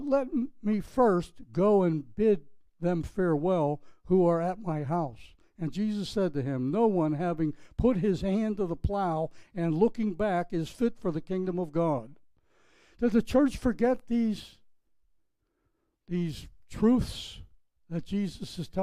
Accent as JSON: {"language": "English", "town": "Pittsburgh", "region": "Pennsylvania", "country": "United States", "tie": "born or raised there", "moved": "yes", "lives_now": "Palm Beach, United States", "said": "My hometown, Pittsburgh, Pennsylvania, if you picked up on my accent"}